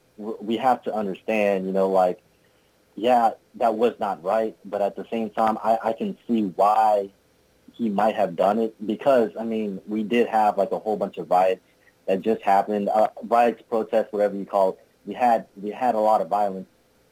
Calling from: Louisiana, United States; I'm calling from Louisiana.

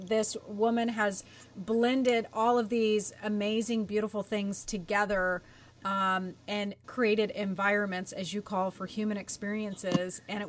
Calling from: Nashville, Tennessee, United States; I am in Nashville, Tennessee.

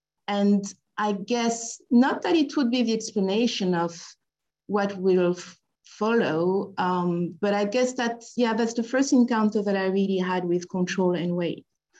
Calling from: Paris, Île-de-France, France; I'm dialing from Paris.

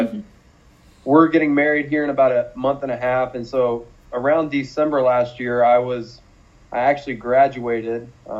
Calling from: Fort Wayne, Indiana, United States; I'm joining you from my home here in Fort Wayne, Indiana.

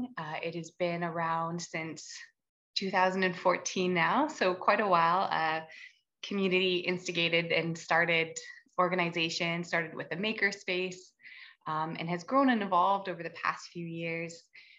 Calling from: Whitehorse, Yukon, Canada; I am joining from Whitehorse, the traditional territories of the Colne and Dunn First Nation and the Tongquetchin Council. Very beautiful, very snowy at the moment.

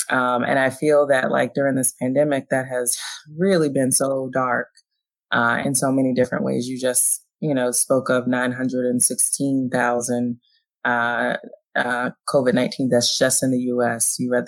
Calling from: Philadelphia, Pennsylvania, United States; So I'm calling in from Philadelphia, Pennsylvania, and the pandemic is still ongoing here.

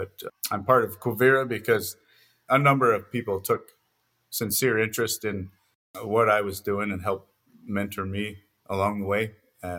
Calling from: Lambert, Montana, United States; We're now in eastern Montana, a small town called Lambert.

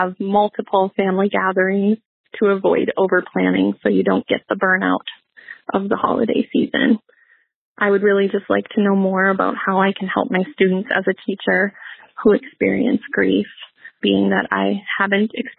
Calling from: Sauk Rapids, Minnesota, United States; I am calling from Sauk Rapids, Minnesota

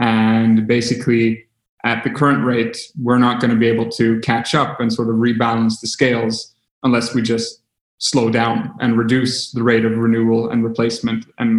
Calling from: Stockholm, Stockholm County, Sweden; English is a second language; We're zooming in from Stockholm, Sweden.

